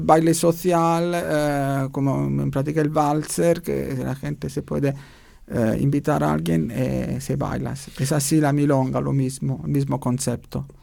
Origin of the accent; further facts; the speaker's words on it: Naples, Campania, Italy; Spanish is a second language; moved away as an adult; now in Vienna, Austria; volví en Italia, soy de Italia, volví en Italia a la mi ciudad para ver mi familia